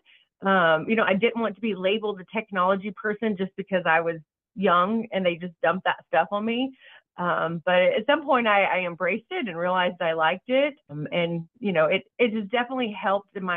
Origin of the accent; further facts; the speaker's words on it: Vernon, Texas, United States; moved away; also born or lived in Dallas, Texas / Denton, Texas; I was born in Vernon, Texas, a little small town